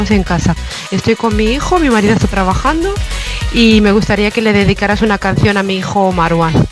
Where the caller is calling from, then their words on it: Fuengirola, Andalusia, Spain; te llamo desde Fuengirola.